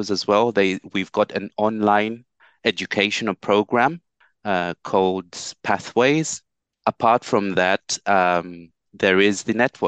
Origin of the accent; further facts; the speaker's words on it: Kalulushi, Copperbelt Province, Zambia; now in Stevenage, United Kingdom; Kalulushi, my hometown in Zambia, in Africa.